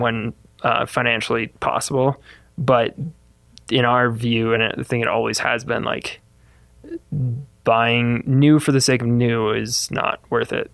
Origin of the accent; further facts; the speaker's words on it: Midwest, United States; moved away as an adult; also born or lived in Fort Collins, Colorado; I grew up in the Midwest